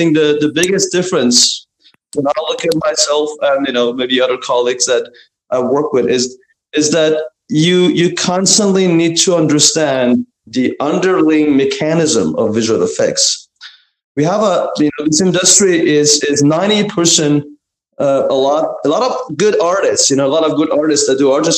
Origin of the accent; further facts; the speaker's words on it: Iran; moved away; I was born and raised in Iran